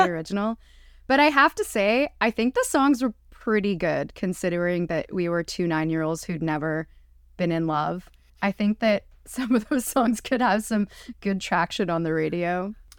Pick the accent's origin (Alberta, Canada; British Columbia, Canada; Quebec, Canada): Quebec, Canada; Montreal; moved away; also born or lived in Prince Edward Island; I grew up, I'm Jewish, I grew up in Montreal